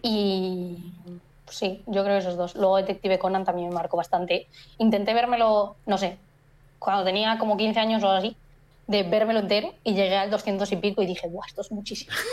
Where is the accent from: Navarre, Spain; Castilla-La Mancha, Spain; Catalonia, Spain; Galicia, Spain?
Galicia, Spain